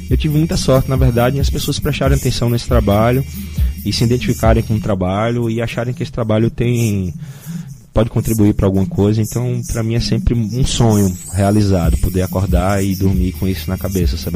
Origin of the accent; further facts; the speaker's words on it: Northeast Region, Brazil; as pessoas esquecem que a gente é do Nordeste, né, cara?